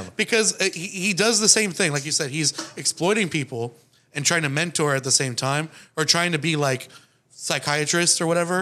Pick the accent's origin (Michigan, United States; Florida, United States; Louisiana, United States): Florida, United States; I'm from um, Florida